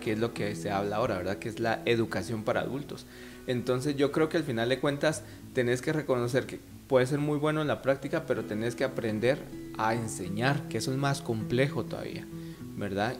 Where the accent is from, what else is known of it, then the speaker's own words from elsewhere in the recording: Guatemala; nuestra visión como sociedad guatemalteca